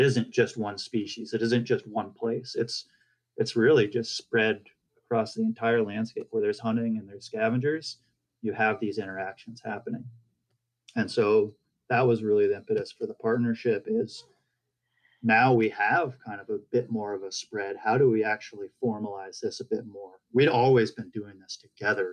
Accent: New Hampshire, United States; moved away; also born or lived in California; I'm originally from New Hampshire

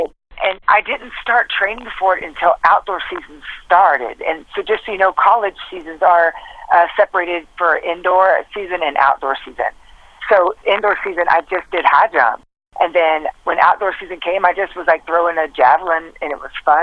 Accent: Burleson, Texas, United States; We were in a small town called Burleson, Texas

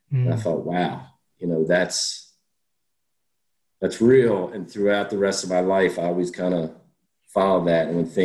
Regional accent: Coatesville, Pennsylvania, United States; growing up outside of Philly

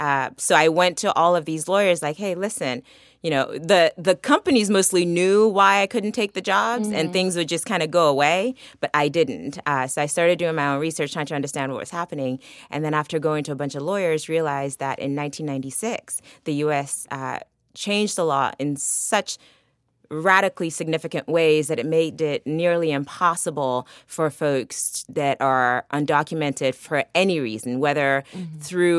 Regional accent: Maryland, United States; also born or lived in Lagos, Nigeria; So I came to the U.S. from Nigeria when I was 14. I was born in Lagos. I went to school in Lagos for a while and moved to the U.S. because of struggles that my family had in Nigeria. And grew up in Maryland

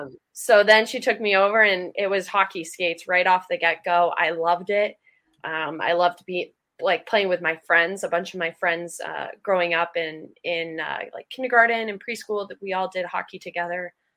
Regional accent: Acton, Massachusetts, United States; I grew up in Acton, Massachusetts, which is a small town outside, like 40 minutes outside Boston.

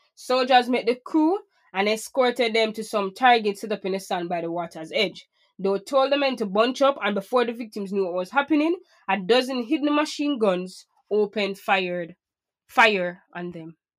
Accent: Portmore, Saint Catherine, Jamaica; I grew up in Portmore

